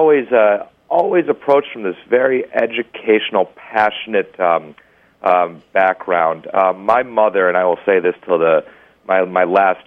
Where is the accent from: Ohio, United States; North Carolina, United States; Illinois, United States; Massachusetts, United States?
Illinois, United States; Chicago; growing up in Chicago